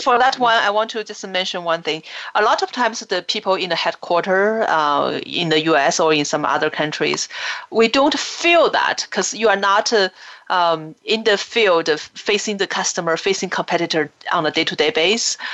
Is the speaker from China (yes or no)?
yes; China; when we grew up in China